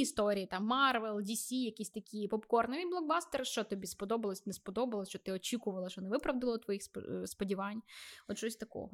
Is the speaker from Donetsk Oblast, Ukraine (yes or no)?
no; Vinnytsia, Vinnytsia Oblast, Ukraine; фізично я не з Донбасу, я з Вінниці